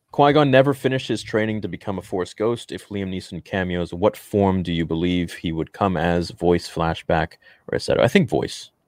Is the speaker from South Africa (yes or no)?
no; Canada; as a Canadian